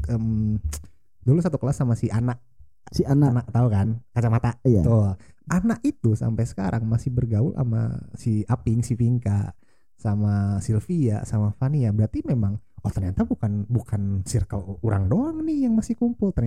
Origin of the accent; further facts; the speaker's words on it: Bandung, West Java, Indonesia; kita lahir dan besar di Antapani eh, lahir sih enggak maksudnya hmm. besar di Antapani ya